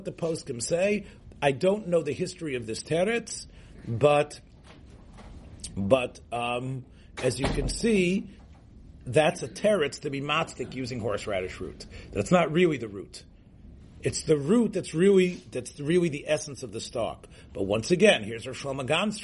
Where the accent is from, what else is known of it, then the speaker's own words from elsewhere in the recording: Memphis, Tennessee, United States; I grew up in Memphis, Tennessee.